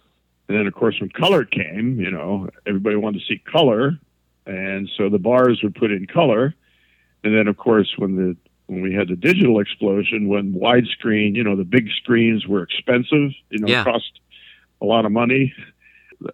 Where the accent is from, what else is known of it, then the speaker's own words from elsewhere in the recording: Youngstown, Ohio, United States; now in Cincinnati, United States; Originally from Northern Ohio.